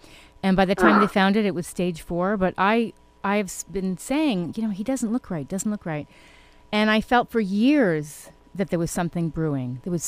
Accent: New York City, New York, United States; Growing up, I grew up in New York City.

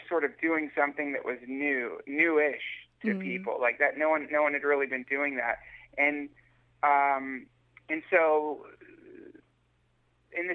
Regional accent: Asheville, North Carolina, United States; moved away; I grew up in a place called Asheville, which is in the mountains.

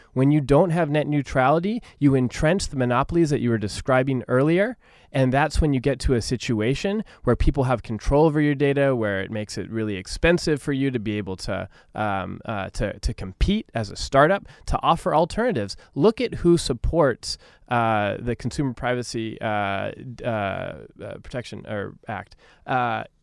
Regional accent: Orange County, California, United States; I'm a kid from Orange County. And like so many kids from Orange County, you know, we grow up in a pretty diverse community.

